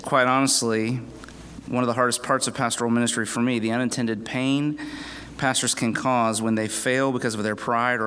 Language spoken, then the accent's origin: English; Winter Haven, Florida, United States; I pastor Redeemer PCA Church in Winter Haven, Florida.